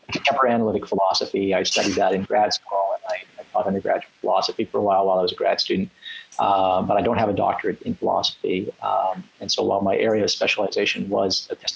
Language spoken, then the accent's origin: English; Canada; I'm from Canada.